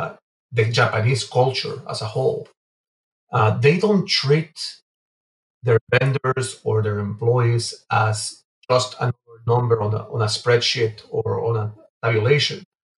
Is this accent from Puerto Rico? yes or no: no; Venezuela; English is a second language; also born or lived in Guatemala City, Guatemala; now in Canada; So, basically, I'm originally from Guatemala City. I was born in Guatemala, grew up in Venezuela.